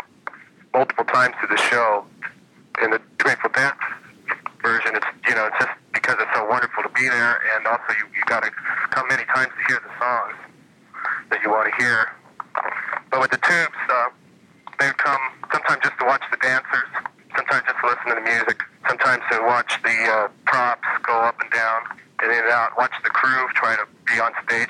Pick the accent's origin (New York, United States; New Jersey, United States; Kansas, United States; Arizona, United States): Arizona, United States; Phoenix; I grew up in Phoenix